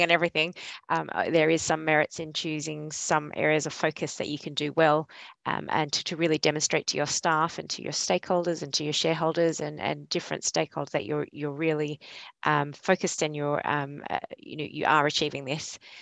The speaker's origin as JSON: {"language": "English", "country": "Australia", "also_born_or_lived": "Yorkshire", "moved": "as an adult", "lives_now": "Leeds, United Kingdom", "said": "you probably tell from my accent, I'm not a local from northwestern Yorkshire, but I'm originally from Australia and I moved over here three and a half years ago with ARUP."}